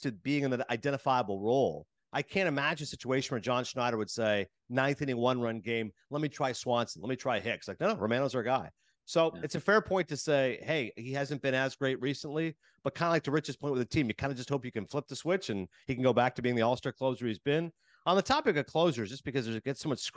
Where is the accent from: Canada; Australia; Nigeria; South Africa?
Canada; moved away as an adult; now in United States; I'm Canadian working in America